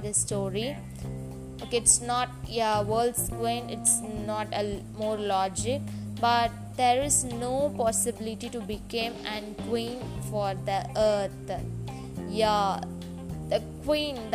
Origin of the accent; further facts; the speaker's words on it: India; I'm from India